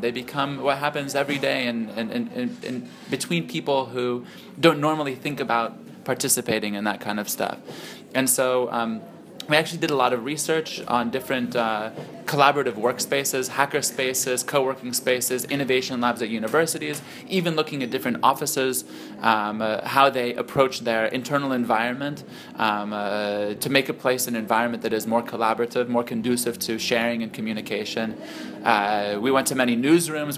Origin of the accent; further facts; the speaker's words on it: Silicon Valley, California, United States; moved away as an adult; now in Lebanon; I grew up in Silicon Valley